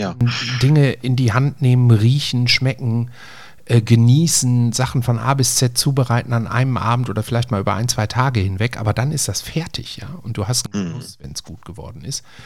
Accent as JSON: {"language": "German", "town": "Essen", "region": "North Rhine-Westphalia", "country": "Germany", "said": "bei uns in Essen-Frintrop"}